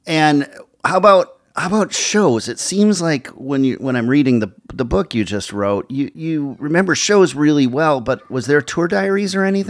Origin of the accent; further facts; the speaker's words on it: Minneapolis, Minnesota, United States; Today on the show we have Peter Jesperson, a music lifer from my hometown of Minneapolis, as a guest.